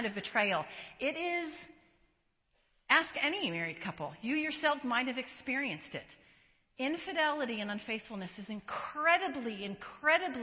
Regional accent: Colorado, United States; now in San Diego, United States; I live in San Diego. I was born in, not born, but I was raised in Colorado

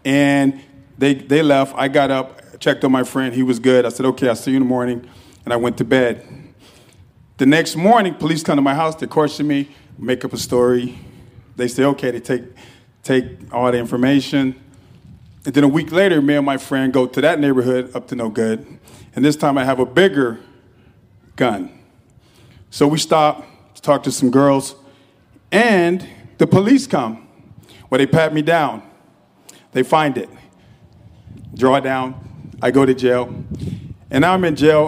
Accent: Los Angeles, California, United States; I'm born and raised in Los Angeles, California

